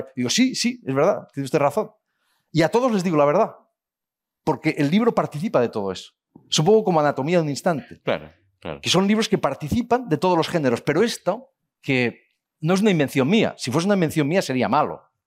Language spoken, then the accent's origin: Spanish; Spain; los españoles